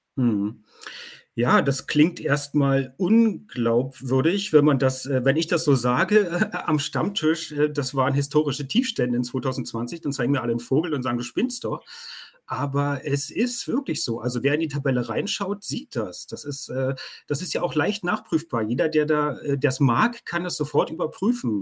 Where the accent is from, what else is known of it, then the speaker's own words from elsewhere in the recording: Germany; bei uns in Deutschland